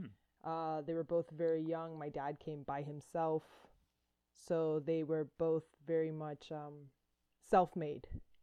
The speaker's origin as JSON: {"language": "English", "town": "Avalon", "region": "Georgia", "country": "United States", "tie": "born or raised there", "also_born_or_lived": "Athens, Georgia", "moved": "as an adult", "lives_now": "Miami, United States", "said": "I was born in Miami. I grew up in a really small rural town in Georgia. And when I say small, I mean 200 people"}